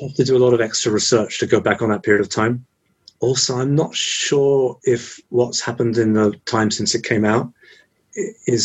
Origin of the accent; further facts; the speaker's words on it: England, United Kingdom; moved away as an adult; also born or lived in Japan; I'm English from England